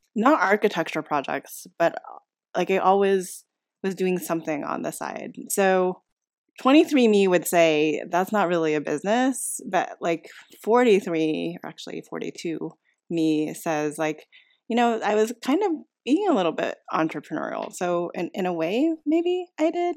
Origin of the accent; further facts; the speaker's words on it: United States; family raised me, I'm very American